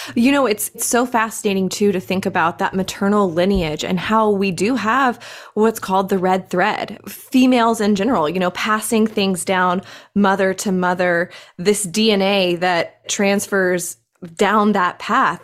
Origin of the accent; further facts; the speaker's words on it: Greenville, South Carolina, United States; I am actually from Greenville, South Carolina. I am still here in Greenville, South Carolina. Never moved